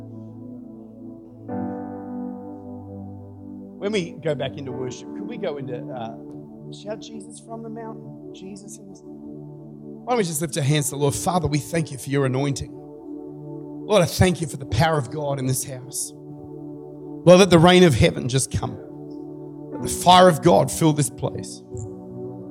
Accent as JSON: {"language": "English", "country": "Australia", "said": "I'm an Aussie"}